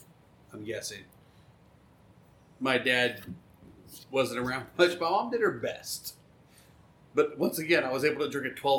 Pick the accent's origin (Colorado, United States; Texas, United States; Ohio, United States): Ohio, United States; Dayton; was in Dayton, Ohio.